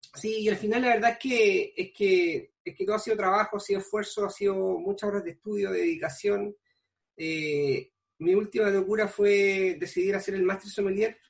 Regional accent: Pichilemu, O'Higgins, Chile; soy nacido y criado en Pichilemo, toda la vida acá

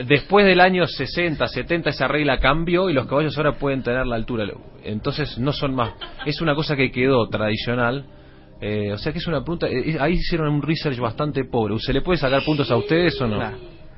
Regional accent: Argentina; also born or lived in Valencia, Venezuela; cuando tenía cinco meses me fui a Argentina.

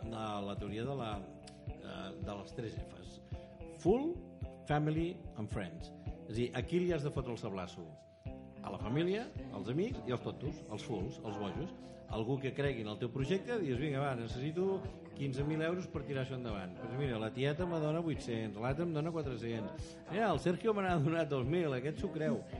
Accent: Figueres, Catalonia, Spain; pels que som de fora d'aquí, els que som de Figueres

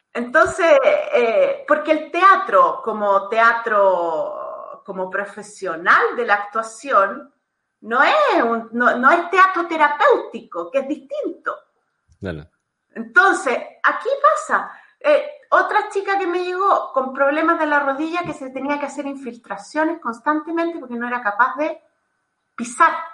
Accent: Chile; moved away as an adult; now in Italy; soy chilena

